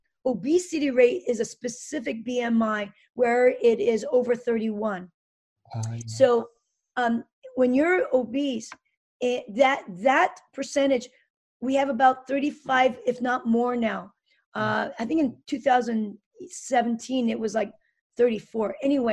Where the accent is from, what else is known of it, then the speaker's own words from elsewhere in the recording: United States; I just introduced myself that I'm a natural medicine doctor and I'm very interested. I'm from America.